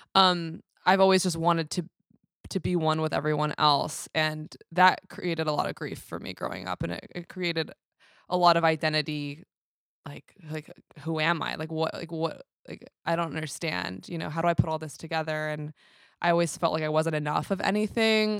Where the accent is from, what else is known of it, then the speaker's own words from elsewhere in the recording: New York City, New York, United States; now in Long Beach, United States; Born and raised in New York City, currently based out of Long Beach, California